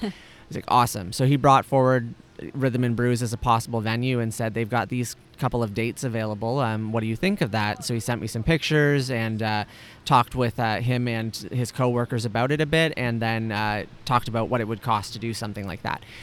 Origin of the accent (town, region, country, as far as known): home region near Kitchener-Waterloo, Ontario, Canada; born or raised there